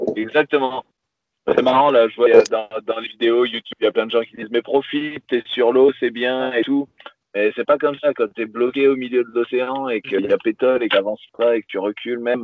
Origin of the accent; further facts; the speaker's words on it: Pyrenees, France; moved away as an adult; j'ai grandi dans le sud de la France, dans les Pyrénées